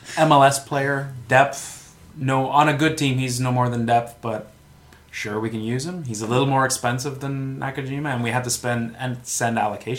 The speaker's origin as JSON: {"language": "English", "country": "Canada", "said": "being Canadian, probably inflamed a little more."}